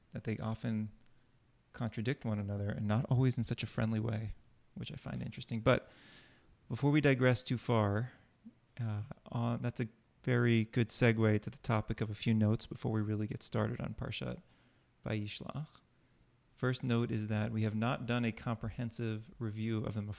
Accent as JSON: {"language": "English", "town": "Boston", "region": "Massachusetts", "country": "United States", "moved": "yes", "lives_now": "New Jersey, United States", "said": "We're from Boston"}